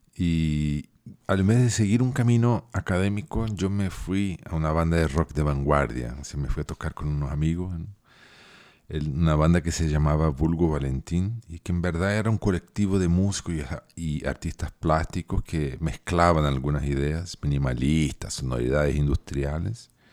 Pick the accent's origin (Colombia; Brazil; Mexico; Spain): Brazil; Porto Alegre, Rio Grande do Sul; also born or lived in Santiago, Chile; yo nací en Santiago de Chile y crecí en Puerto Alegre